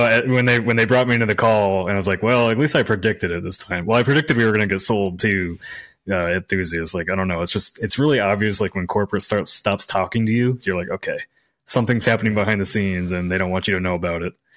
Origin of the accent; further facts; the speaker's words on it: Midwest, United States; moved away; I came from the Midwest